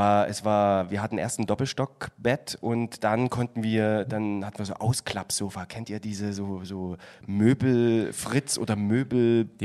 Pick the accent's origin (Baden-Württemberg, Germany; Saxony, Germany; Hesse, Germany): Saxony, Germany; Chemnitz; accent: Saxon; und ich bin in Karl-Marx-Stadt geboren. Ich weiß nicht, ob es hört. Aber ich komme, ich